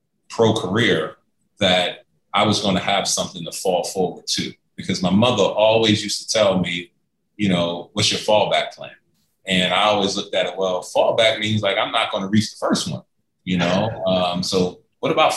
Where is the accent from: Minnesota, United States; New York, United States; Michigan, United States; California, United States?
New York, United States; New York City; moved away as an adult; also born or lived in Lexington, Kentucky; growing up in New York City, growing up in Harlem